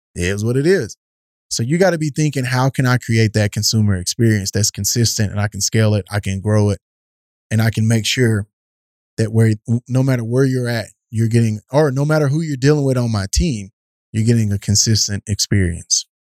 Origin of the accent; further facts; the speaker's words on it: East Texas, United States; growing up in East Texas